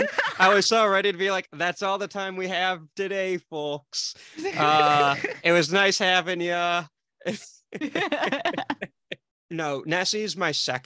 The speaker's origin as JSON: {"language": "English", "region": "Michigan", "country": "United States", "said": "I'm from Michigan."}